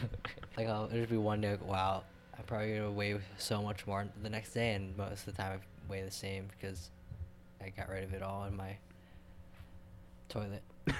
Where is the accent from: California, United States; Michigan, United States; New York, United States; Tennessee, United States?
New York, United States; Fairport; I grew up in Fairport